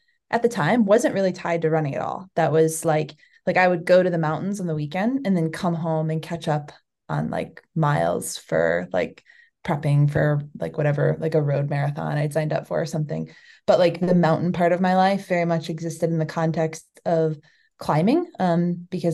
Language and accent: English; Chicago, Illinois, United States; moved away as an adult; now in Flagstaff, United States; I'm from the Chicago area